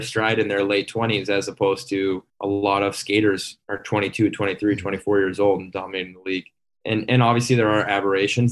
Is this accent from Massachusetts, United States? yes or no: yes; North Andover, Massachusetts, United States; moved away; We're both from North Andover, Massachusetts.